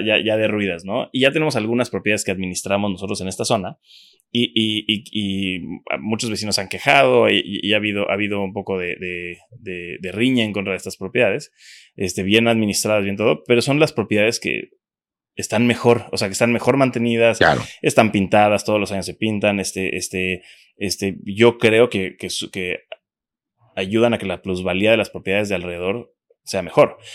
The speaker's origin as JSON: {"language": "Spanish", "town": "Cancún", "region": "Quintana Roo", "country": "Mexico", "tie": "born or raised there", "said": "yo soy de Cancún desde pequeño"}